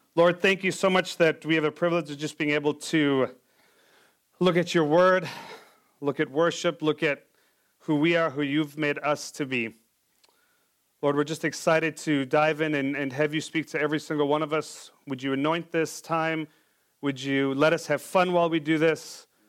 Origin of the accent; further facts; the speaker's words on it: South Africa; moved away; I'm from South Africa as well